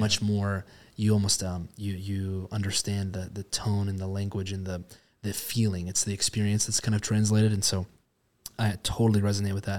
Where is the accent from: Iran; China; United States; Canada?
United States; Spokane, Washington; Spokane, I, you know, born and raised here